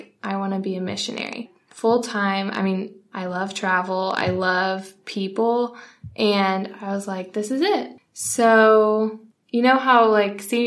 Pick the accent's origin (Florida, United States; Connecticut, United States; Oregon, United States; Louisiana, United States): Florida, United States; Pensacola; moved away as an adult; also born or lived in North Carolina; now in Dallas, United States; So I grew up in Pensacola. I moved here when I was 5, though. I was actually born in North Carolina